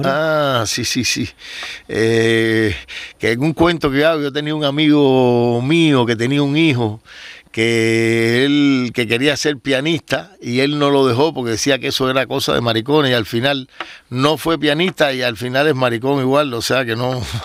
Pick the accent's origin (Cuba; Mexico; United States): Cuba; los cubanos somos posibles inmigrantes